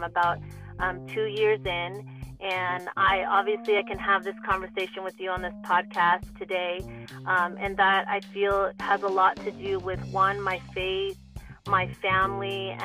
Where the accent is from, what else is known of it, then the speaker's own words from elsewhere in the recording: Los Angeles, California, United States; also born or lived in Bay Area; growing up here in Los Angeles. I'm originally from the Bay Area